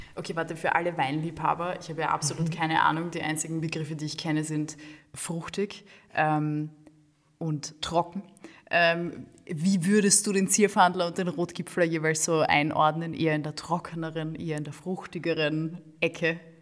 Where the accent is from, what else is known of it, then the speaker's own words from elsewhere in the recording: Gumpoldskirchen, Lower Austria, Austria; moved away as an adult; now in Vienna, Austria; ich habe dort 20 Jahre gelebt, bin dort habe dort meine Kindheit und Jugend verbracht und bin dann zum Studieren nach Wien gezogen